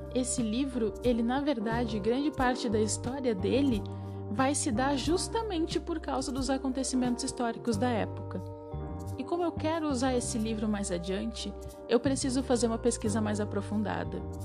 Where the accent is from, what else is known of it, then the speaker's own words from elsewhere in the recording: Rio Grande do Sul, Brazil; eu sou do Rio Grande do Sul.